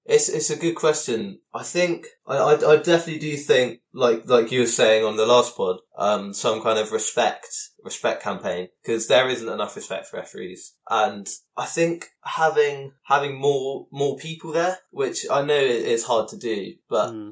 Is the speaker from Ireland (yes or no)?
no; Devon, South West England, United Kingdom; I'm from Devon, which is a far way away from Spurs